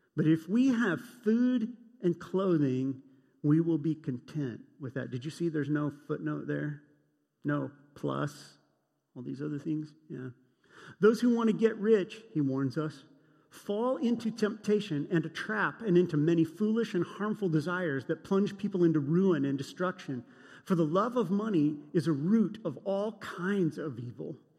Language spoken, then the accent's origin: English; United States; I grew up in Cold War America